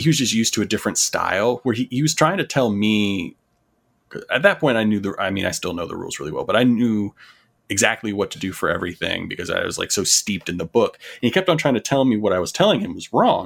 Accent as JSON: {"language": "English", "region": "North Carolina", "country": "United States", "tie": "born or raised there", "also_born_or_lived": "Florida", "said": "I was born in Florida, stayed there until I was about eight, and then I moved to North Carolina"}